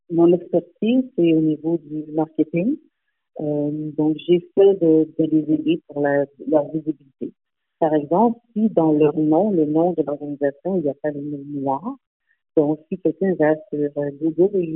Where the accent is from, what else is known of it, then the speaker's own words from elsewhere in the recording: Montreal, Quebec, Canada; born there; Et je suis née à Montréal, donc j'ai quand même euh, un, lien avec euh, Montréal également.